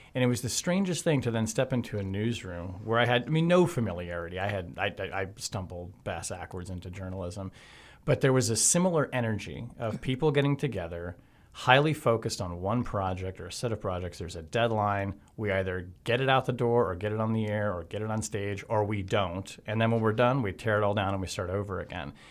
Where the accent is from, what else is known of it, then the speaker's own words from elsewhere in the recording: Marietta, Georgia, United States; I grew up in East Cobb. Well, high school in East Cobb County in Marietta